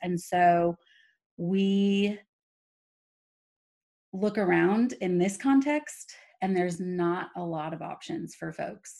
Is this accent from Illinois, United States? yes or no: no; California, United States; moved away as an adult; also born or lived in Oklahoma City, Oklahoma / Walla Walla, Washington; now in Texas, United States; I grew up in California, grew up on the peninsula with you and all that entails